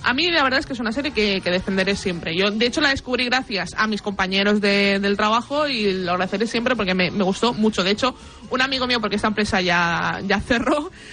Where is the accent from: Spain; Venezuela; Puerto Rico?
Spain